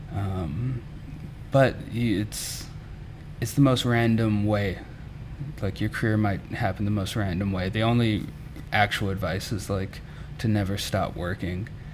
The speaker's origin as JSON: {"language": "English", "region": "Mississippi", "country": "United States", "also_born_or_lived": "Memphis, Tennessee", "moved": "as an adult", "said": "I'm from Mississippi"}